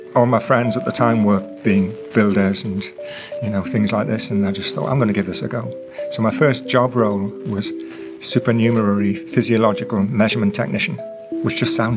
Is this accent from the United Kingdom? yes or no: yes; England, United Kingdom; I'm from England